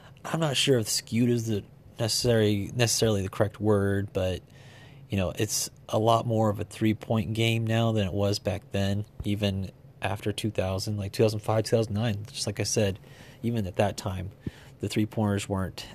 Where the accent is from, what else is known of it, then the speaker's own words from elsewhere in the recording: Oklahoma, United States; we're from Oklahoma